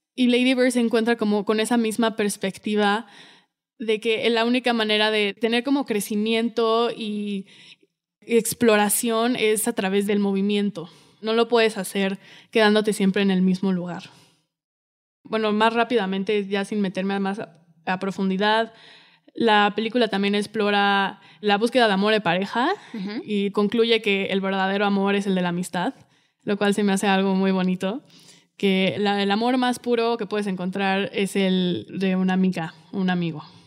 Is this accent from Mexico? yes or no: yes; Mexico; como mexicano